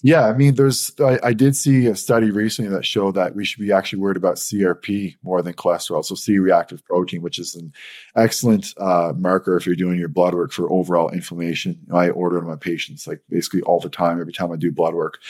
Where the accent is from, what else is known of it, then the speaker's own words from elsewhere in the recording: St. John's, Newfoundland and Labrador, Canada; I'm from St. John's, Newfoundland.